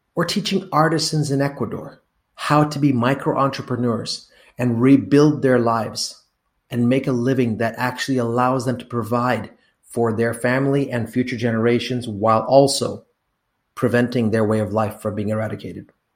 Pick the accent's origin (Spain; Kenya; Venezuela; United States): Kenya; I was born in Kenya